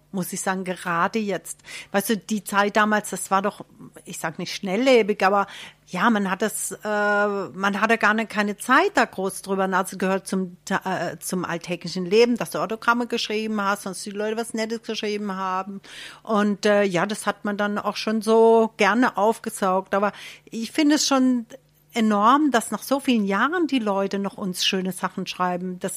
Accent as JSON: {"language": "German", "town": "Leiselheim", "country": "Germany", "said": "meine Eltern, wir sind aus Leiselheim, ist Liesle."}